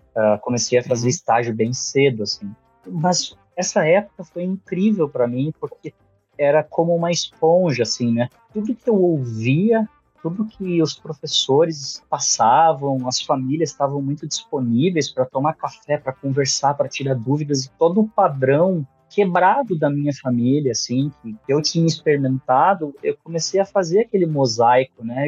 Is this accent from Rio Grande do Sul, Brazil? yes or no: yes; Canoas, Rio Grande do Sul, Brazil; also born or lived in São Paulo / São José dos Campos; eu fui, fui criado numa cidade chamada Canoas, no Rio Grande do Sul